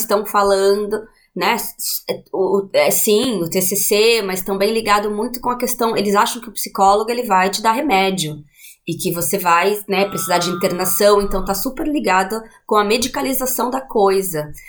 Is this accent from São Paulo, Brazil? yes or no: yes; Juquiá, São Paulo, Brazil; moved away as an adult; also born or lived in Sorocaba / Londrina; now in Dublin, Ireland; então eu sou de Sorocaba, mas eu vivi em Juquiá, né, no Vale do Ribeira por muito tempo, assim, quase né, uma vida inteira